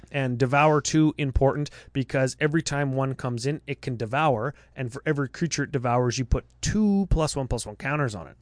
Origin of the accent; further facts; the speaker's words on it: Canada; I'm from Canada.